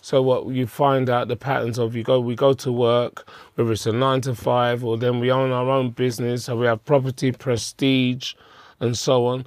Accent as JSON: {"language": "English", "region": "London", "country": "United Kingdom", "tie": "born or raised there", "said": "I was born in Hackney"}